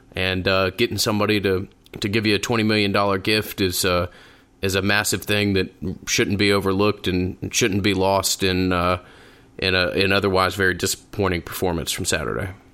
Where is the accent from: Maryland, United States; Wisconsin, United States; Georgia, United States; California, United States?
Georgia, United States; Atlanta; born and raised in Atlanta